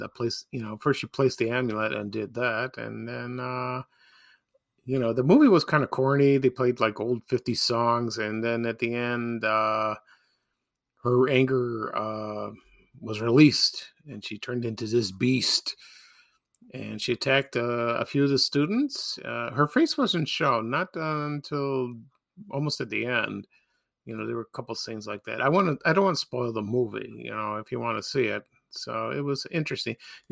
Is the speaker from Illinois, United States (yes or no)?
yes; Oak Lawn, Illinois, United States; I'm from Oak Lawn